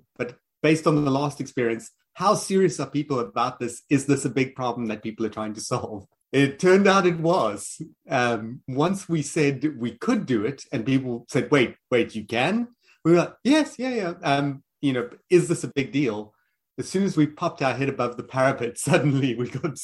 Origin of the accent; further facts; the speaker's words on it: Pretoria, Gauteng, South Africa; accent: South African; also born or lived in Johannesburg / Cape Town; From my accent, I am South African. I was born in Johannesburg, grew up in Pretoria, and then ultimately moved to Cape Town.